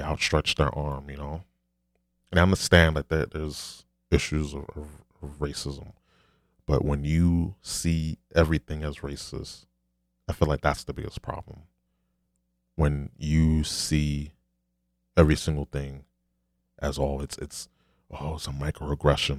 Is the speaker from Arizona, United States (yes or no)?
no; New York City, New York, United States; I'm a New Yorker